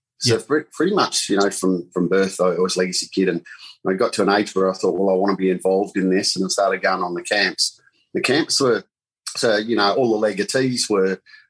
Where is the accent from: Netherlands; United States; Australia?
Australia; Perth, Western Australia; also born or lived in Northam, Western Australia; I'm a West Australian boy. I was born in Northern, even though I tell everybody York